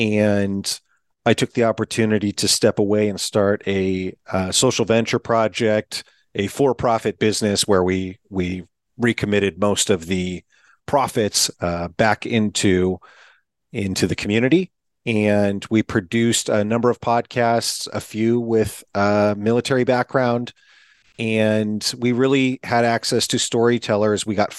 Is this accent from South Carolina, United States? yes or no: no; Eastern Washington, United States; I am from Eastern Washington.